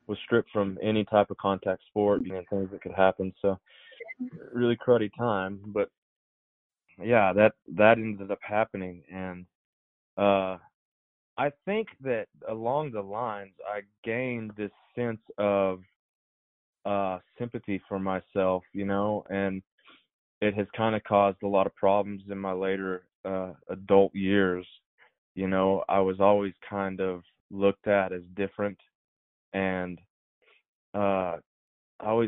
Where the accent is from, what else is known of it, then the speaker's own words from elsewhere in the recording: Hereford, Texas, United States; Hereford, which is my hometown